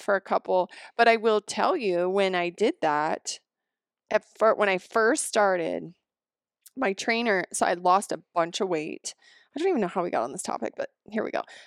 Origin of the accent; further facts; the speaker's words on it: the Rockies, United States; moved away; also born or lived in Seattle; I grew up here, I grew up in the Rockies